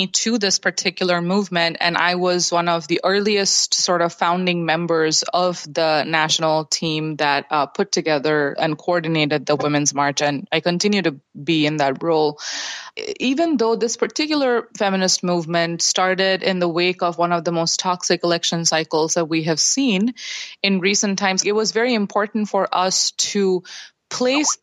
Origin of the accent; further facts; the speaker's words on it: India; moved away; Growing up in India, I had a very apolitical upbringing